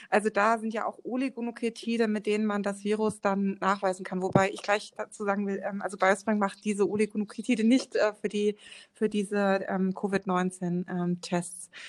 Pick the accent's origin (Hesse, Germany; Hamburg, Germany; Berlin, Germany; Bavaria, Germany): Hesse, Germany; Frankfurt; born there; ich bin sogar in Frankfurt geboren.